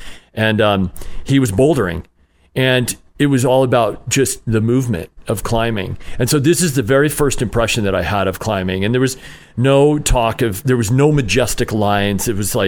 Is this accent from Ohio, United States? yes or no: no; Utah, United States; I grew up in Utah. Yep.